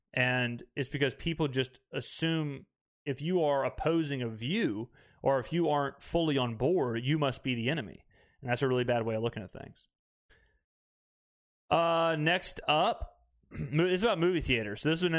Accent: Mississippi, United States; If I'm in mixed company and people want to know where I'm from and I say I'm from Mississippi

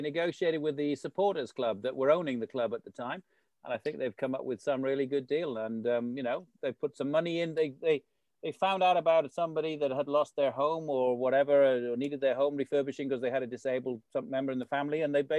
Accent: Wrexham, Wales, United Kingdom; my hometown, you know, as one of the premier clubs in Wales, Wrexham

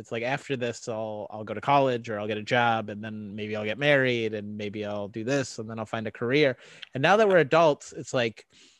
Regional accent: Montana, United States; Because I'm gay and from Montana.

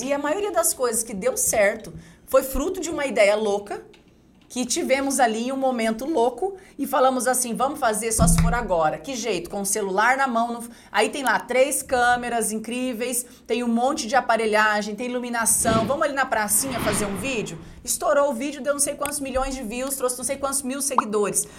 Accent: Dourados, Mato Grosso do Sul, Brazil; also born or lived in Rio Grande do Sul; morava numa comunidade na cidade de Dourados, Mato Grosso do Sul. Eu sou gaúcha, mas eu me mudei muito cedo para para essa cidade, né, Dourados, no interior de, do Mato Grosso do Sul.

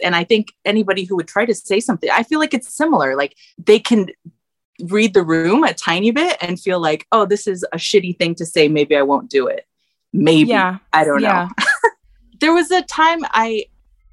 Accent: Redlands, California, United States; I'm from California. I'm from I grew up in Redlands, like 60 miles east

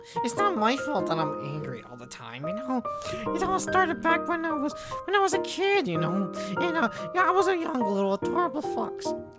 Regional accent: Mississippi, United States; I didn't want to leave Mississippi because that was my home state. Why the hell would I want to leave my home state? It's where I grew up.

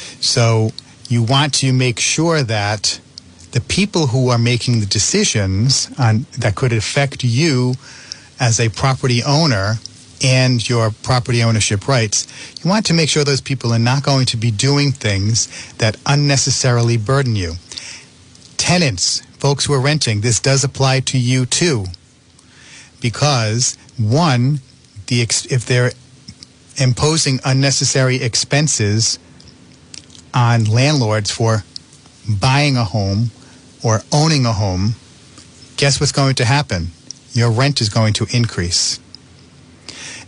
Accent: North Providence, Rhode Island, United States; I grew up in North Providence, and we had a good-sized yard

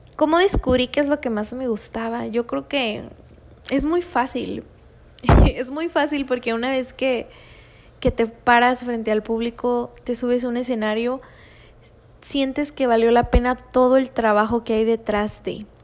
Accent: Tijuana, Baja California, Mexico; also born or lived in Guanajuato; soy originaria de Guanajuato, pero me crié aquí en Tijuana, así que soy súper tijuanense

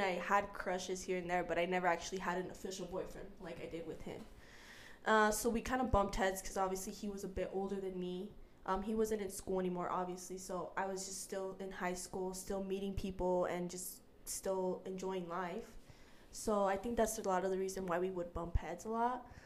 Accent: Utah, United States; also born or lived in San Diego, California / Guerrero, Mexico (family); so I am from California, San Diego, uh, but I was raised here in Utah

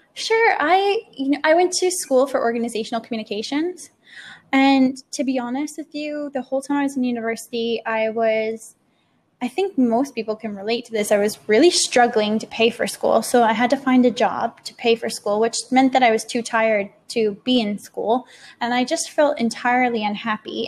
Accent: Canada; moved away as an adult; I'm from Canada

